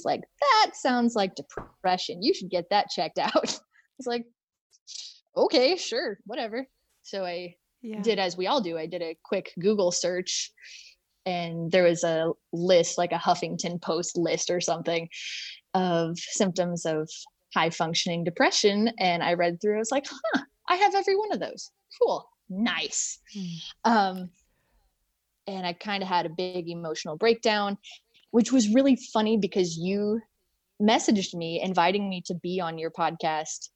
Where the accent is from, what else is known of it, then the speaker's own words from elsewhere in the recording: Indiana, United States; I am from Indiana